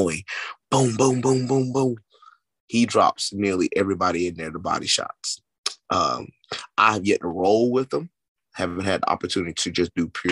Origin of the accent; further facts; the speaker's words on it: Tennessee, United States; I'm from Tennessee